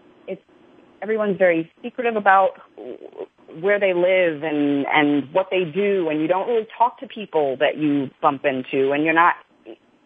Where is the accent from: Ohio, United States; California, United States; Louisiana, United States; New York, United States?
New York, United States; I grew up in New York